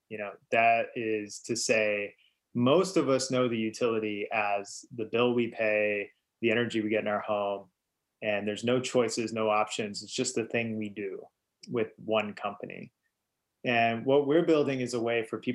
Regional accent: Eastern Kentucky, United States; moved away; I grew up in Eastern Kentucky, and it is coal country

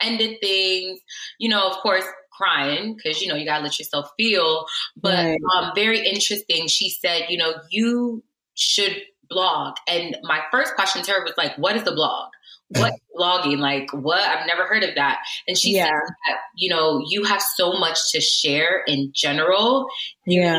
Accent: Connecticut, United States; moved away as an adult; also born or lived in Nigeria / Newark, New Jersey; I grew up in Connecticut

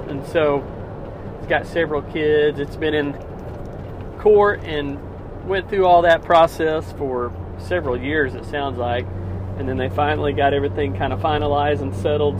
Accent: Missouri, United States; it's about 30 minutes from my hometown

